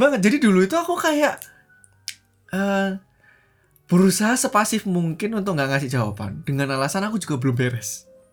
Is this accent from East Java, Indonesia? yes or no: yes; outside Surabaya, East Java, Indonesia; Aku tuh dari SD e, yang terpencil, bukan terpencil di luar Surabaya